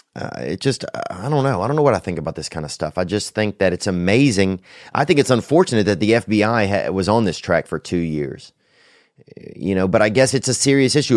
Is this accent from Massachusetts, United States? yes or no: no; Covington, Louisiana, United States; moved away; that's my hometown, Saint Tammany Parish, down there along the Chafunkta River in Covington